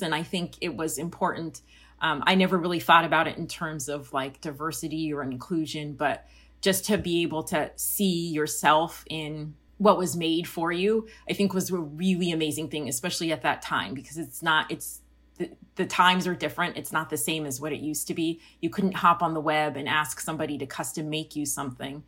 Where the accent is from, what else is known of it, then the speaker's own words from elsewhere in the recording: Colorado, United States; I grew up in Colorado, halfway between Denver and Colorado Springs and a little suburb in between those two.